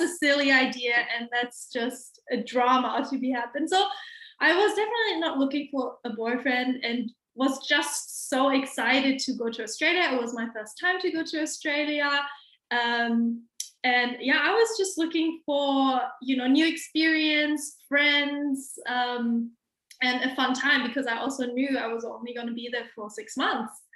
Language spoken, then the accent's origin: English; Hamburg, Germany; English is a second language; I am born and raised in Hamburg, Germany, and I have pretty much lived here my whole life